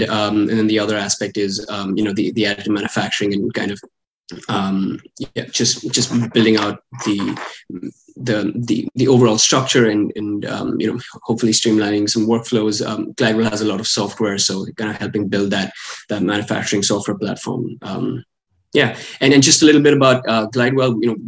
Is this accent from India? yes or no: yes; India; English is a second language; also born or lived in Middle East; I'm from India, but I kind of grew up a little bit all over the place. I grew up in a few different cities in India, and I also spent some time in the Middle East when I was growing up.